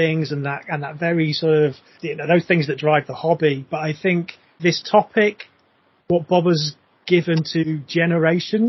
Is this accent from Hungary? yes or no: no; Scunthorpe, Yorkshire and the Humber, United Kingdom; I was born in Scunthorpe